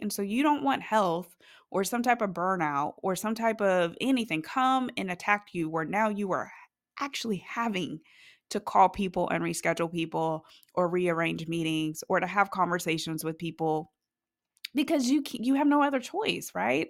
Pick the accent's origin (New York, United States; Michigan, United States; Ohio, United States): Ohio, United States; now in North Carolina, United States; originally, I am from Ohio, and it is cold there